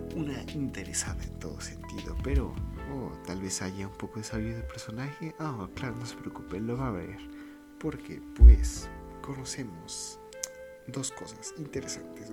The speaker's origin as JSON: {"language": "Spanish", "country": "Mexico", "said": "queramos o no, fuimos creados como mexicanos"}